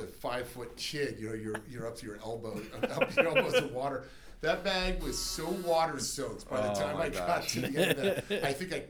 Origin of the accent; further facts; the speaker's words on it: Las Vegas, Nevada, United States; when I was a Boy Scout growing up in Las Vegas